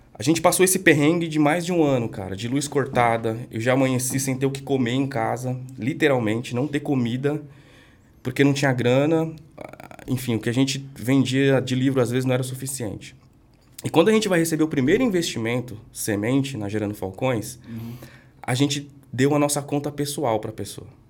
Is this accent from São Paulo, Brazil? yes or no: yes; São Paulo, Brazil; eu cresci lá no extremo leste de São Paulo